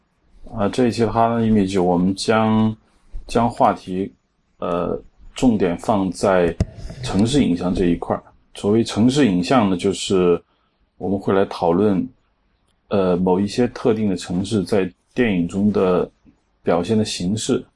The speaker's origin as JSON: {"language": "Chinese", "country": "China", "said": "我们中国人也拍过美国城市，"}